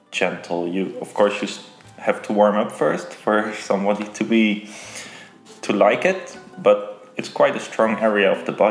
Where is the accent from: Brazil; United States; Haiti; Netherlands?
Netherlands; Rotterdam, South Holland; is uh, is … I'm 27 years old and I'm from Rotterdam